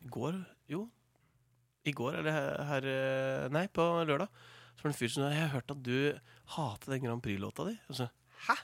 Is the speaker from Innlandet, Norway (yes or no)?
yes; Toten, Innlandet, Norway; moved away; i fjor så flytta jeg ut fra Stabburet på Toten, der mor og far hadde, hadde gården der jeg vokste opp